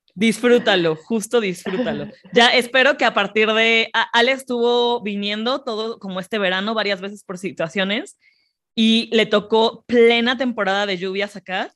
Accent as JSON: {"language": "Spanish", "country": "Mexico", "said": "nosotras como cuatro mexicanas"}